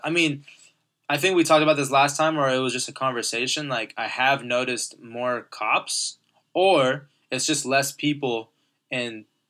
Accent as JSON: {"language": "English", "town": "Corona", "region": "California", "country": "United States", "said": "I don't want to tell everyone I'm from Corona anymore. I'm like, you know what? Fuck that. Like, we're a city. I love Corona."}